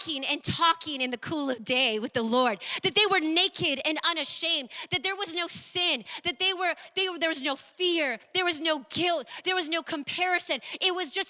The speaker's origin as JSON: {"language": "English", "area": "Maui", "region": "Hawaii", "country": "United States", "tie": "born or raised there", "said": "growing up in Maui"}